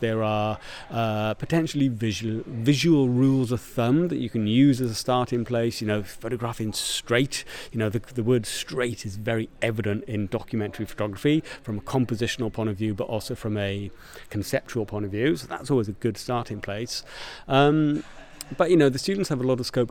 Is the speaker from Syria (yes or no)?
no; Porthcawl, Wales, United Kingdom; I'm from Porthcawl